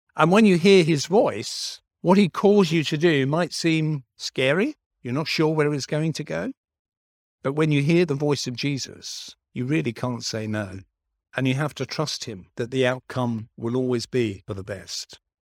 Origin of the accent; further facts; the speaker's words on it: London, United Kingdom; moved away; I was born in South London.